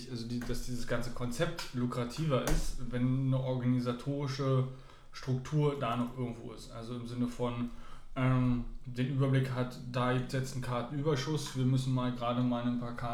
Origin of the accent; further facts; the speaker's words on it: Saarland, Germany; now in Berlin, Germany; Vor allen Dingen als Saarländer... Äh, als frischer Berliner aus dem Saarland hinaus